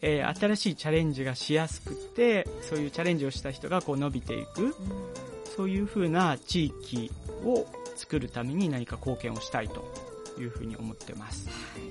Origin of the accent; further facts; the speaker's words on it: Ehime, Japan; moved away; also born or lived in Osaka; 愛媛出身だから、愛媛も盛り上げたいなと思って